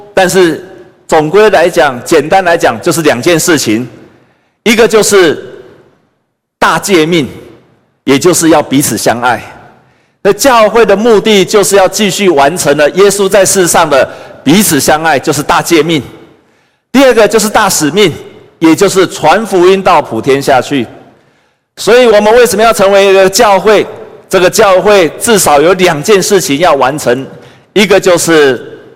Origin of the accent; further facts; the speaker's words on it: Taiwan; 我们也是台湾的子民